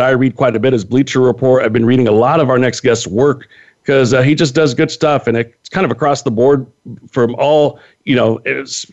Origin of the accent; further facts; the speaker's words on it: California, United States; I'm a Californian